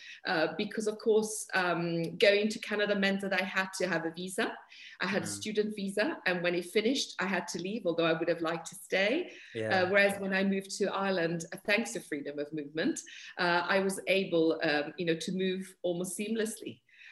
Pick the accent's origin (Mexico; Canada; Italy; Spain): Italy; Milan, Lombardy; moved away as an adult; also born or lived in United Kingdom; I'm from Milan. I'm originally from Italy. I'm an interpreter and a translator. Although I've also become a British citizen straight after the referendum